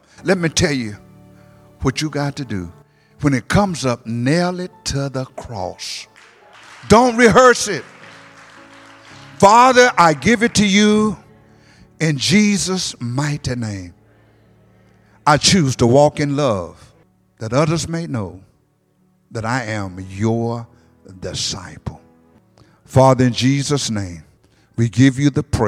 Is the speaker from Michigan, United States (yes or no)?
yes; Detroit, Michigan, United States; I'm from Detroit